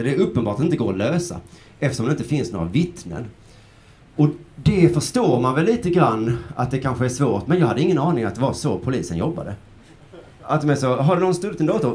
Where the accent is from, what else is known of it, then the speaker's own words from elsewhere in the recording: Sweden; Vi i Sverige